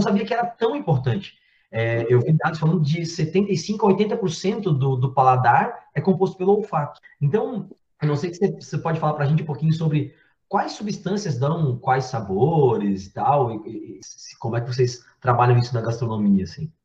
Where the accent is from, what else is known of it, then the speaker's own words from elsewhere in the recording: Blumenau, Santa Catarina, Brazil; eu sou de Blumenau